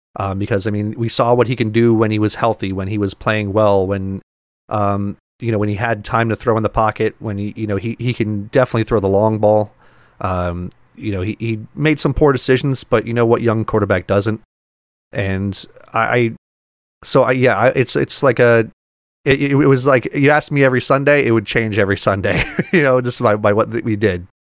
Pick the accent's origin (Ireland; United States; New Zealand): United States; South Florida; growing up in South Florida